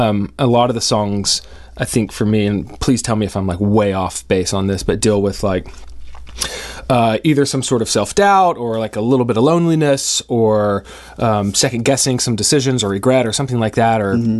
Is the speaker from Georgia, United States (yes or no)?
yes; Atlanta, Georgia, United States; also born or lived in Birmingham; now in Portland, United States; When I was growing up in Atlanta